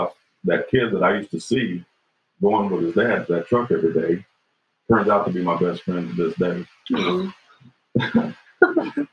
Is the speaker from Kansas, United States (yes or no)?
yes; Chanute, Kansas, United States; also born or lived in Fort Scott, Kansas; We moved from Fort Scott to Chanute, Kansas.